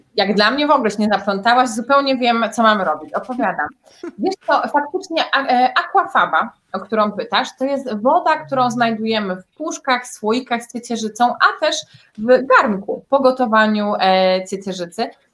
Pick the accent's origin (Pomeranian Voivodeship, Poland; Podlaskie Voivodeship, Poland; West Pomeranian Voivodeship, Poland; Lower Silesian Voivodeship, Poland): Lower Silesian Voivodeship, Poland; Wrocław; ja pochodzę z Wrocławia